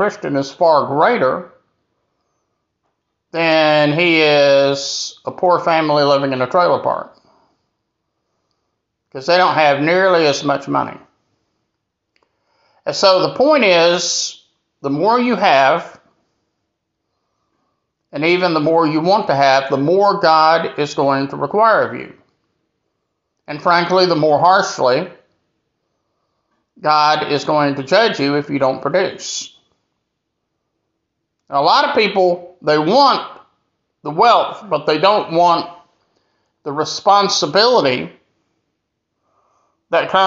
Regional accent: Greenville, South Carolina, United States; here in my hometown of Greenville, South Carolina

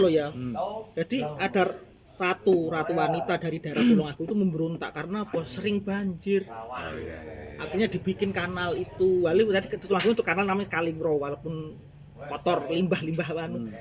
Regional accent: Java, Indonesia; aku orang Jawa

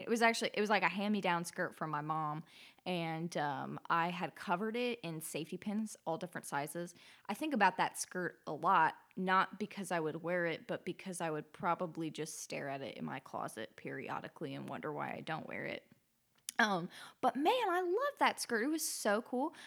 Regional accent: Alaska, United States; growing up in Alaska

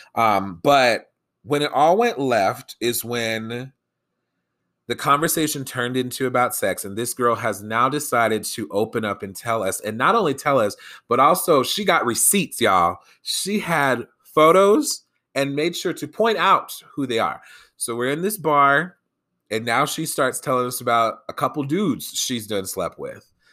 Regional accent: Colorado, United States; here in my home state of Colorado

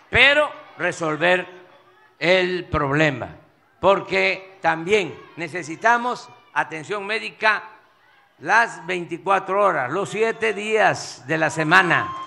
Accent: Coatzacoalcos, Veracruz, Mexico; ¿Ustedes saben lo que es estar en Coatzacoalco? En el antiguo Puerto México. es estar sí, en mi tierra, es estar en mi agua.

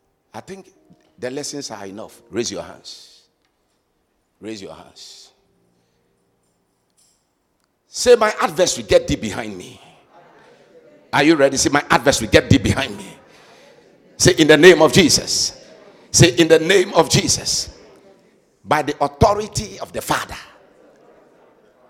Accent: Cape Three Points, Western Region, Ghana; Cape Three Point, my hometown

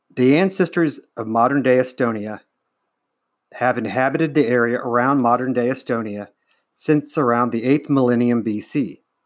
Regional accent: Ohio, United States; I am from Ohio, in the United States

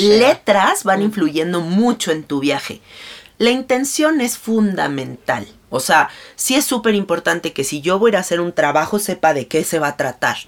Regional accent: Mexico; Yo soy mexicana

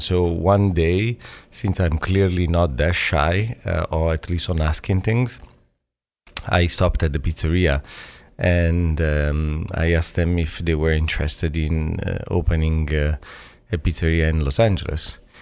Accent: Italy; moved away; also born or lived in Toronto; I grew up in Italy where back in the days, Italy was Italian, white

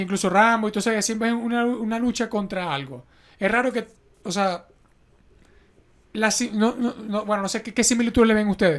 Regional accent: Venezuela; now in Mexico; nosotros somos de Venezuela, vivimos en México.

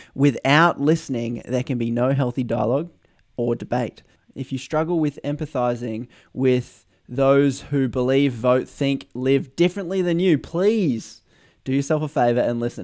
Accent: Australia; As an Australian

